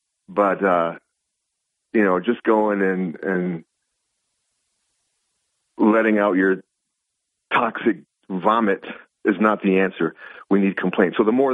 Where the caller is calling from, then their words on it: Binghamton, New York, United States; DJ from Binghamton, Bob. Good morning.